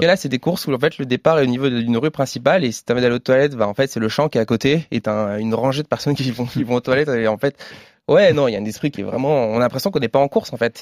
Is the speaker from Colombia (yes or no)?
no; north of Paris, near Chantilly, Hauts-de-France, France; moved away; proche de Chantilly, qui est une région, bah, ma région natale